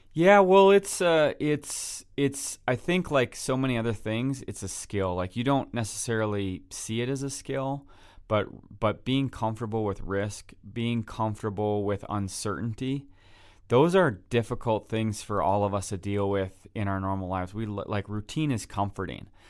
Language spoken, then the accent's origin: English; Wisconsin, United States; I'm from Wisconsin